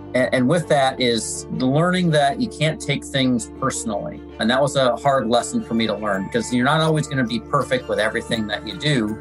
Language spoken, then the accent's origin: English; Michigan, United States; I'm from Michigan, so Fort Hood, Texas was always hot